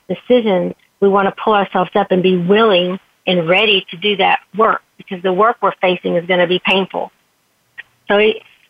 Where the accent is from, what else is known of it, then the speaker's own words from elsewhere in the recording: Texas, United States; I grew up in the Texas beauty pageant system